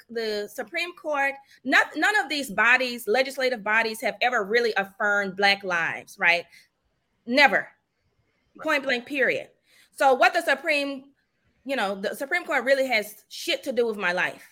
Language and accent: English; the South, United States; I grew up in the South.